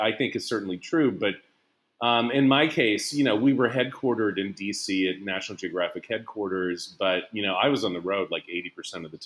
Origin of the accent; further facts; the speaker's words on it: Lubbock, Texas, United States; moved away as an adult; also born or lived in Massachusetts / Stanford, California / Oxford, England; I grew up in Lubbock, Texas, which is a few miles to the west of y'all